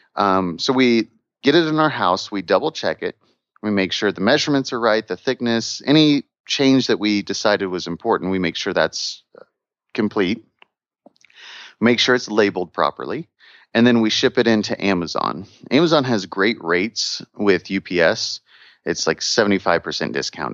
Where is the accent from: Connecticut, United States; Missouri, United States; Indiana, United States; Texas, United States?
Missouri, United States; moved away; I'm from Missouri originally